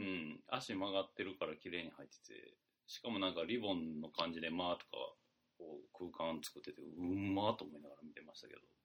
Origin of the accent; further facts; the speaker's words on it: Mie, Japan; 俺の出身の三重県